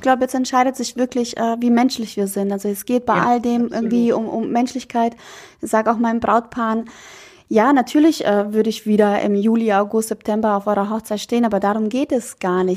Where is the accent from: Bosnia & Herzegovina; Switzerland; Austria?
Bosnia & Herzegovina; now in Germany; Bei uns in Bosnien